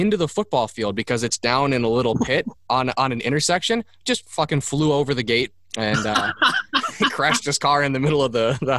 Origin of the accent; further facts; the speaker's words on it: Cottage Grove, Minnesota, United States; Not as nice as Cottage Grove, Minnesota, which is just 5 minutes to the north, my hometown.